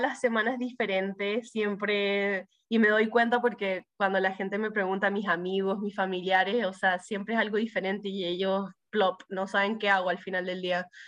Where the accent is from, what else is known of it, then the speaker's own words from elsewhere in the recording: Miami, Florida, United States; also born or lived in Chile; crecí en Miami